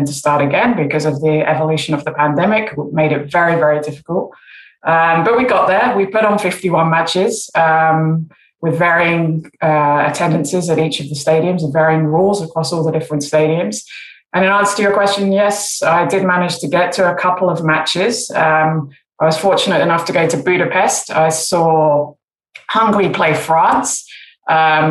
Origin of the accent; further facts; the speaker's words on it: England, United Kingdom; growing up in England